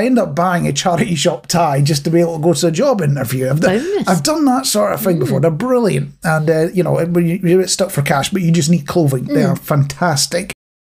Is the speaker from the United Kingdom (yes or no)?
yes; Scotland, United Kingdom; as a Scotsman.